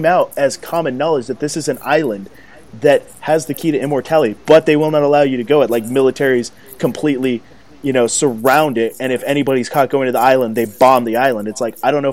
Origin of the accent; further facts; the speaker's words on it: United States; I'm American